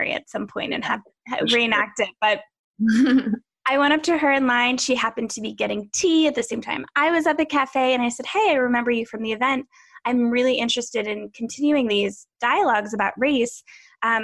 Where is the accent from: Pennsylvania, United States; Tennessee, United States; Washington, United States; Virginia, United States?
Pennsylvania, United States; I grew up in Pennsylvania